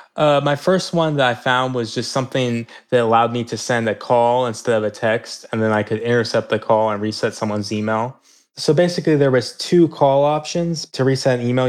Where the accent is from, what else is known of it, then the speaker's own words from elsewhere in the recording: Kansas City, Missouri, United States; I grew up in Kansas City, Missouri